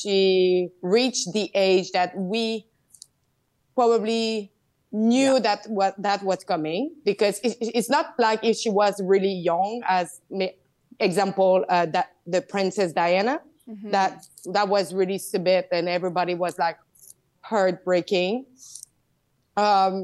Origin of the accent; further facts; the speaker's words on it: Quebec, Canada; I'm from Quebec.